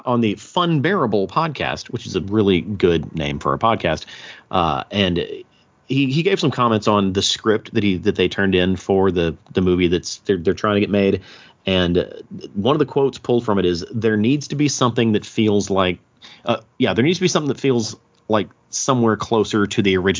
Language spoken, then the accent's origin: English; the South, United States; We're from the South, so it's like Lahighton, Pennsylvania.